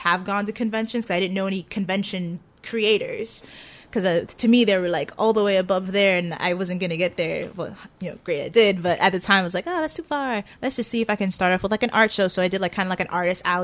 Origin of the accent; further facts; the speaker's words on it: New York City, New York, United States; I was born and raised in Staten Island